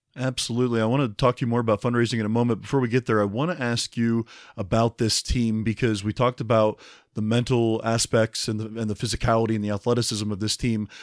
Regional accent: the Midwest, just outside Cincinnati, Ohio, United States; I'm from the Midwest myself, just outside Cincinnati

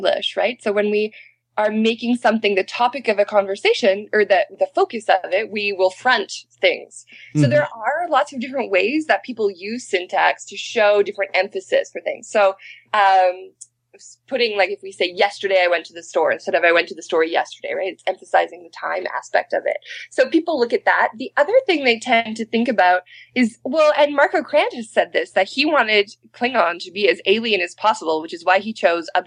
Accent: Manitoba, Canada; moved away as an adult; also born or lived in Alberta; now in British Columbia, Canada; I'm from Manitoba, so I originally learned the Swampy Cree. And then I moved to Alberta to do my PhD

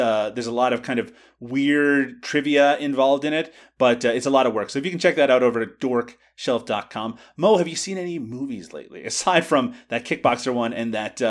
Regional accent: Canada; I'm Canadian.

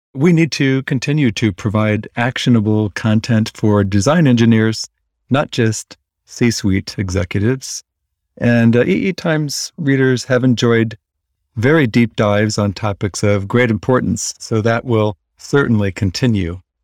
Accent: Iowa, United States; moved away as an adult; now in Palm Springs, United States; I grew up in Iowa, but I moved here a couple of years ago with my partner

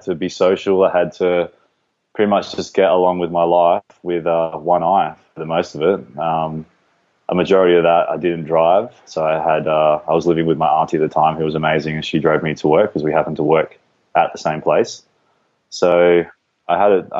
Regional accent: Perth, Western Australia, Australia; also born or lived in Geraldton, Western Australia; I'm from Perth, Western Australia

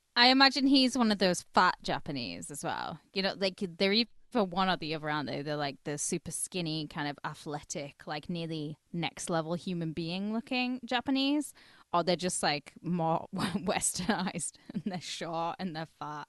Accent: twenty minutes from Carlisle, North West England, United Kingdom; I'm from twenty minutes down the road, and people in Carlisle know I'm not from Carlisle.

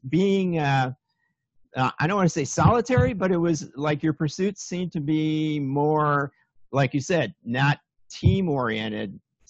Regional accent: Chicago, Illinois, United States; moved away; also born or lived in Minnesota / Aspen, Colorado; Oh, I grew up in Chicago, got out of there as soon as I saw anything else, moved to Minnesota, went to school in Minnesota.

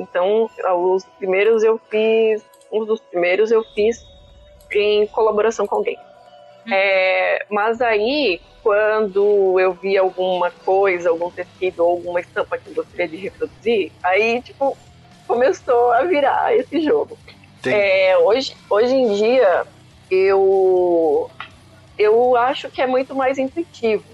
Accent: Chapecó, Santa Catarina, Brazil; now in Blumenau, Brazil; eu sou natural de Chapecó. Morava lá no oeste do estado de Santa Catarina

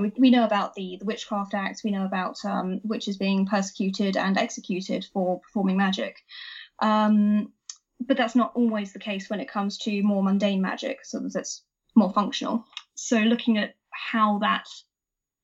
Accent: Wiltshire, South West England, United Kingdom; I grew up in Wiltshire, which, as probably many people know, is a very wild and wacky place that has a lot of folklore attached to it.

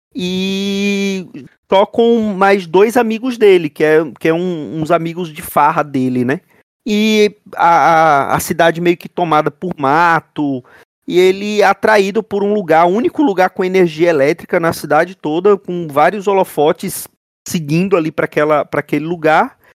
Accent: Brazil; nós somos Brasileiros

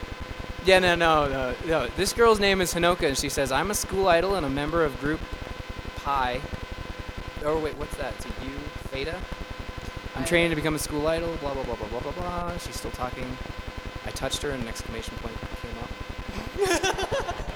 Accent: Canada; we're Canadian

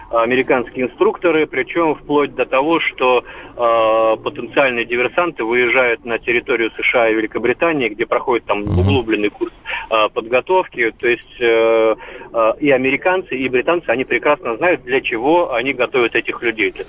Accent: Crimea, Ukraine; я сама э, крымчанка, дочь офицера.

